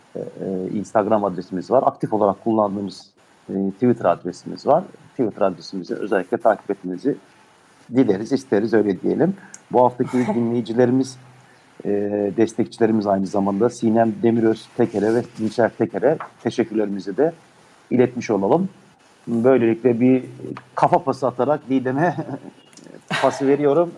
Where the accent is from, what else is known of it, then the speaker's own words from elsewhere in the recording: Ulm, Baden-Württemberg, Germany; Ulm'de doğdum.